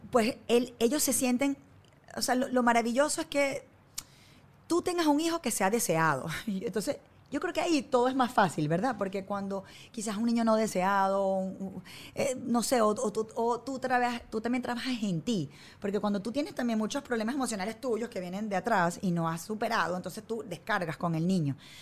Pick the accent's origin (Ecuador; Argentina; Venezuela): Venezuela; moved away as an adult; now in United States; crecimos nosotros en Venezuela